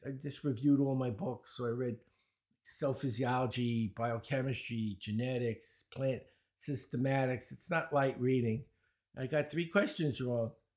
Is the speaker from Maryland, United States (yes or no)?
no; New York City, New York, United States; accent: Brooklyn; I grew up in Brooklyn. You might notice, uh, I have a Brooklyn accent